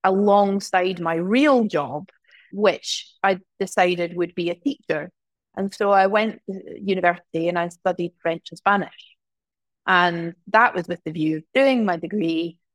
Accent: Glasgow, Scotland, United Kingdom; also born or lived in small towns; I mean, I'm from Glasgow originally, but I've grown up in lots of small towns.

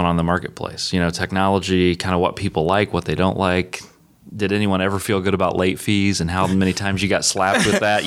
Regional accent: Indiana, United States; now in Indianapolis, United States; I grew up on a farm in Indiana

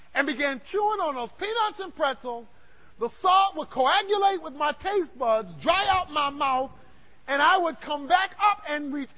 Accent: Dallas, Texas, United States; I'm from Dallas

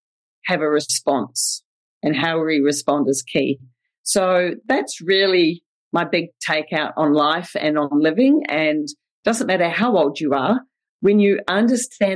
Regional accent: New Zealand; accent: Kiwi; also born or lived in Winfield, Kansas; I grew up in New Zealand with my sister, big sister, Debbie.

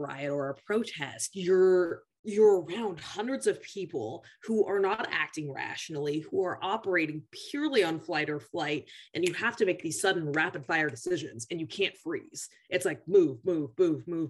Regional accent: Tacoma, Washington, United States; I grew up in Pierce County 4-H, which Pierce County is a relatively more diverse county just because we have the military.

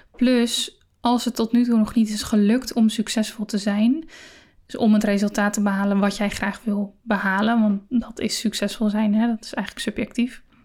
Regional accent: Netherlands; we als Nederlanders

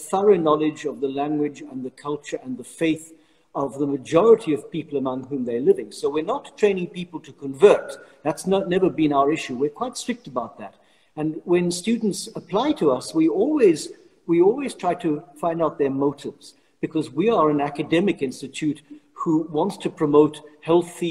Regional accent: South Africa; moved away as an adult; now in Rome, Italy; as a South African priest, I was living in an area surrounded by mosques

